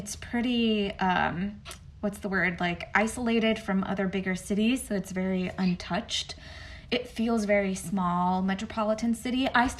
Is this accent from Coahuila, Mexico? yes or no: no; San Miguel de Allende, Guanajuato, Mexico; moved away as an adult; now in Atlanta, United States; And my hometown is north of Mexico City. So we're about 4 hours north of Mexico City. And I'm from the state called Guanajuato. And the hometown is called San Miguel de Allende